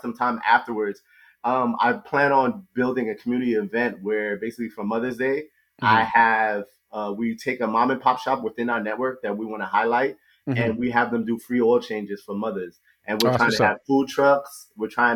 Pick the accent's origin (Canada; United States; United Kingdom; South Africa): United States; New York City, New York; I grew up in Queens, New York